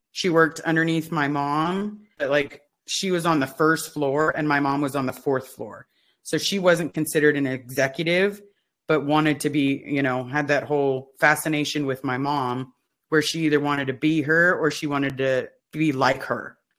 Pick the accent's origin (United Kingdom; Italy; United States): United States; Los Angeles, California; I grew up in the Pac Base area, and that's where the blue buildings are in Los Angeles